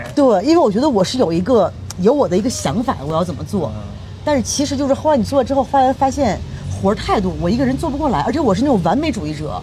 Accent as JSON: {"language": "Chinese", "country": "China", "moved": "yes", "lives_now": "Mexico", "said": "因为我们亚洲人，尤其我们中国人， 我们是那种拿性感当的是一种不好的东西"}